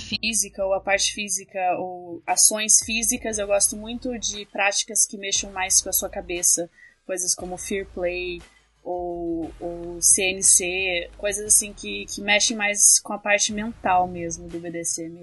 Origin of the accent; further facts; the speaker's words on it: Curitiba, Paraná, Brazil; eu também sou de Curitiba, que nem a Lene e a Kali